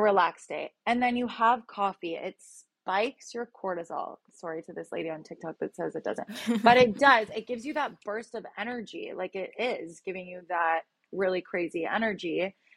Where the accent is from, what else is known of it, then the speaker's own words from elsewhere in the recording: a little town outside of Toronto, Ontario, Canada; moved away as an adult; now in Los Angeles, United States; I'm from a little town outside of Toronto, but I lived in Toronto for seven years